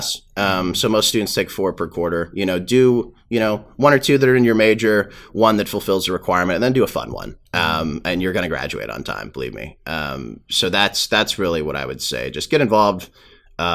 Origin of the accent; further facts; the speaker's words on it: Sacramento, California, United States; moved away as an adult; now in Santa Clara, United States; my hometown, Sacramento